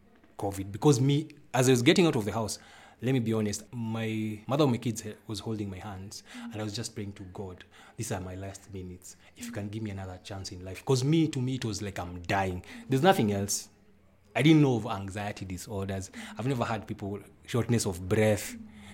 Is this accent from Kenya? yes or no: yes; Nairobi, Kenya; now in Limuru, Kenya; I stay in Limuru, but I was born in Nairobi